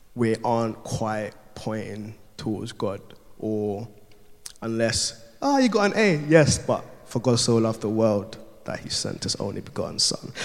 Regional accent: Ghana; I'm Ghanaian, there's a Ghanaian culture. From, I'm Ga as Ghanaian, so the tribe that I'm from is Ga

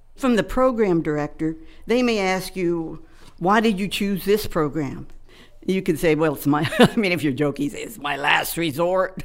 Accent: Maryland, United States; moved away; I grew up in Maryland on a farm

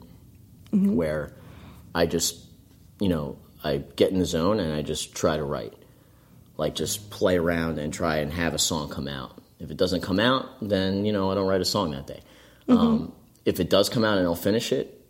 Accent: Hightstown, New Jersey, United States; I grew up in Hightstown.

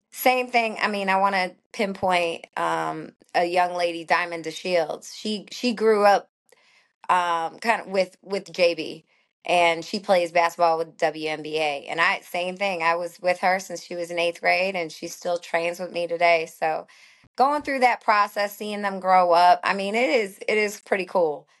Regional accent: St. Louis, Missouri, United States; moved away as an adult; also born or lived in Florida; now in Atlanta, United States; I grew up in Saint Louis, not a huge, huge city, but it was a great baseball city

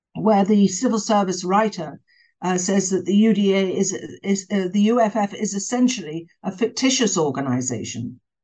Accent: England, United Kingdom; moved away; I was brought up in Britain

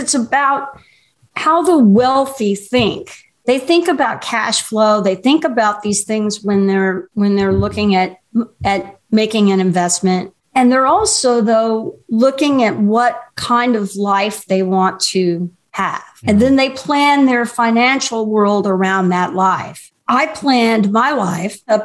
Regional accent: Houston, Texas, United States; I grew up in Houston

